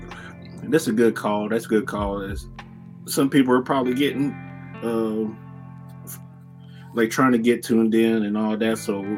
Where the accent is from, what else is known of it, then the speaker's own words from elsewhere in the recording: Tennessee, United States; I'm from Tennessee, man.